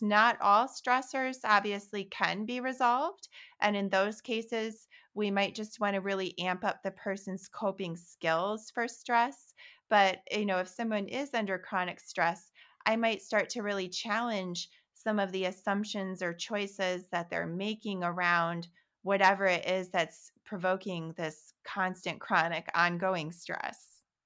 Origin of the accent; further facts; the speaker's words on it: Holland, Michigan, United States; moved away; also born or lived in New York City; when I was eight years old, growing up in Holland, Michigan